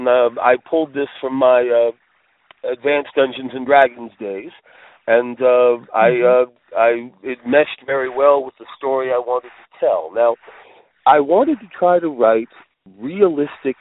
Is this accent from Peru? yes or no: no; Upper Montclair, New Jersey, United States; I grew up in Upper Montclair, New Jersey